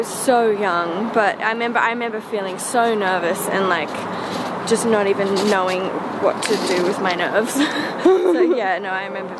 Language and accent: English; Sydney, New South Wales, Australia; Yeah, I'm from Newport.